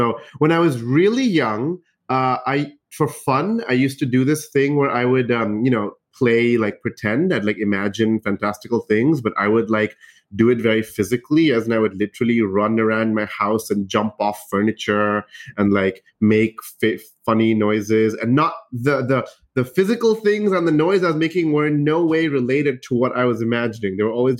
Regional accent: United Arab Emirates; So I grew up in the United Arab Emirates, right? So I didn't grow up in India.

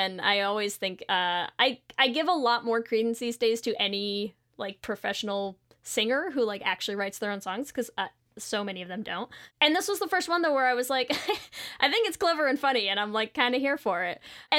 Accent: near Mohegan Sun, Connecticut, United States; close to my hometown.

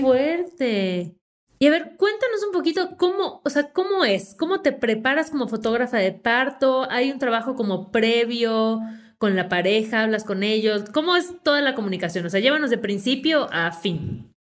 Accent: Yucatán, Mexico; accent: Yucatecan; en automático me junto con otra yucateca y sale todo mi acento

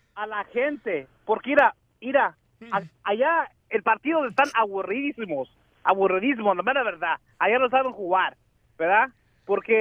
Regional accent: Texas, United States; yo nací allá, acá en Texas

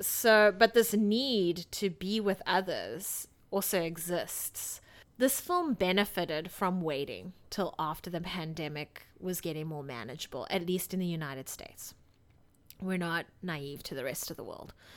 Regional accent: South Africa; moved away; this is somewhat how I grew up in South Africa

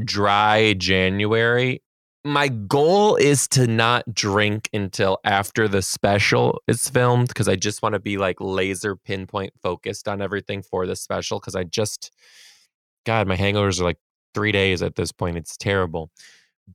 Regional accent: Michigan, United States; now in Seattle, United States; I grew up in Michigan

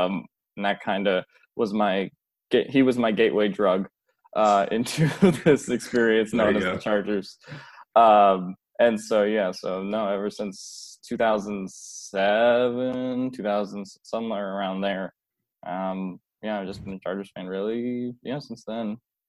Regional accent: United States; also born or lived in Philadelphia, Pennsylvania / New Jersey; I grew up in Philly and New Jersey

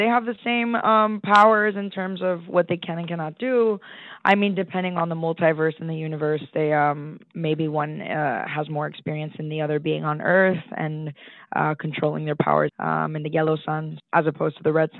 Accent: Boston, Massachusetts, United States; born there; also born or lived in Colombia; I was born in Boston, yes. My mom is from Medellin, Colombia, but we moved around a little bit. I lived in Colombia for a little bit as well.

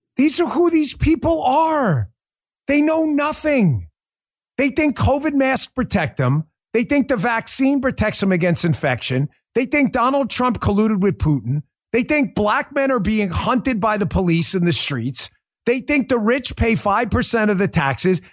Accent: New York City, New York, United States; I grew up in New York

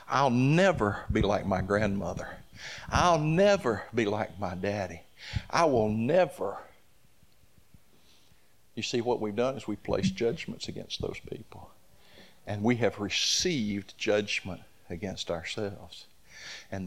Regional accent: the Old South, United States; I grew up in the Old South

